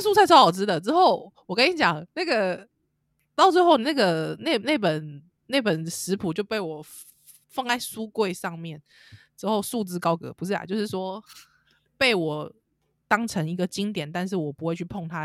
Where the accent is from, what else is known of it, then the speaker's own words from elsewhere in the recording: Taiwan; 我们台湾人